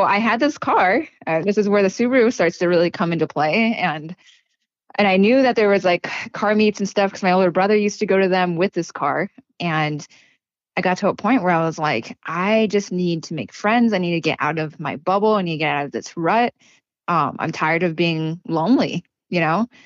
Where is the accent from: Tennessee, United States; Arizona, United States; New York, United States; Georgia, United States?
Arizona, United States; New River; we grew up in New River, if you know where that is, but it's kind of in the middle of nowhere